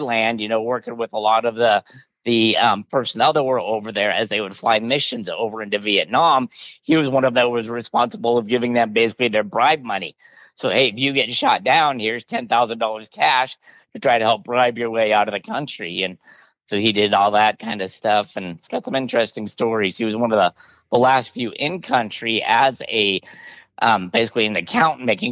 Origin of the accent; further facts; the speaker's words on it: Colorado Springs, Colorado, United States; moved away; also born or lived in Sand Hollow, Utah; I grew up in Colorado Springs, Colorado